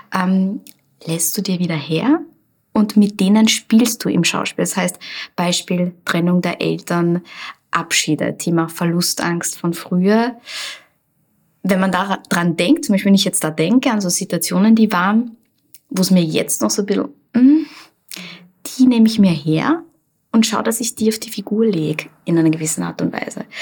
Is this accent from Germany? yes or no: no; Linz, Upper Austria, Austria; ich bin in Linz geboren und vor allem Land gelebt und bin dann in die Stadt gezogen